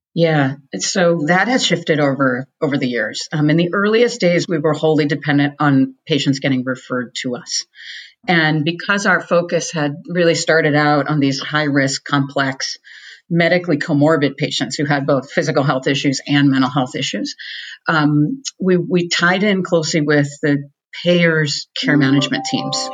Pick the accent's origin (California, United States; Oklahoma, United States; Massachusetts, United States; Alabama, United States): Massachusetts, United States; Boston; I'm from Boston.